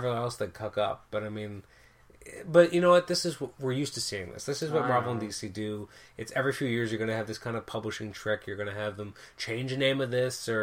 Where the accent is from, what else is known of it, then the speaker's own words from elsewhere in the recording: Canada; I'm Canadian